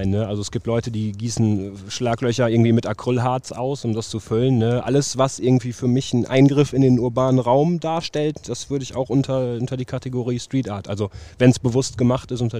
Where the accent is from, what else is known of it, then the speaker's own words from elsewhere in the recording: Münster, North Rhine-Westphalia, Germany; Boah, das, äh, ich komme gebürtig aus Münster, muss ich vielleicht erstmal sagen.